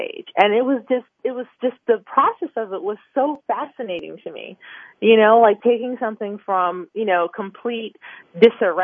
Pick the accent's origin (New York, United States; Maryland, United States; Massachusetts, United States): Maryland, United States; Kensington; where I grew up, I grew up in Kensington, Maryland, which is a, you know, suburban neighborhood, in Maryland